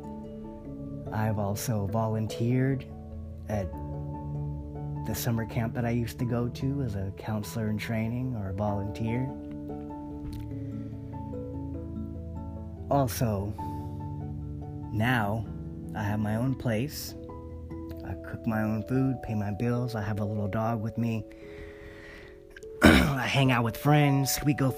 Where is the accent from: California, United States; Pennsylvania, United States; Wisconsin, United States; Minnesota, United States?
California, United States; Monterey Bay area; I've grown up around here in the Monterey Bay area, my hometown.